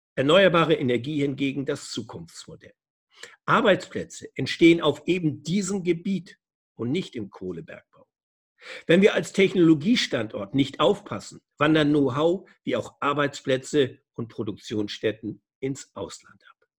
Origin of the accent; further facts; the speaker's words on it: Germany; bei uns in Deutschland